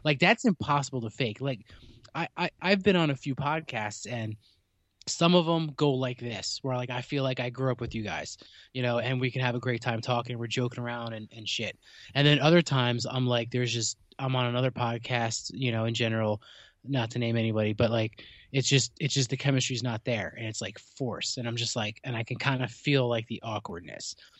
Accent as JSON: {"language": "English", "region": "New Jersey", "country": "United States", "said": "I'm from New Jersey"}